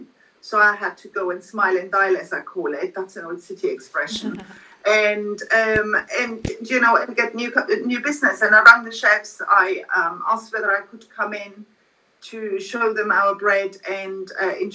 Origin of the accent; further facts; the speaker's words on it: Germany; now in London, United Kingdom; I grew up in Germany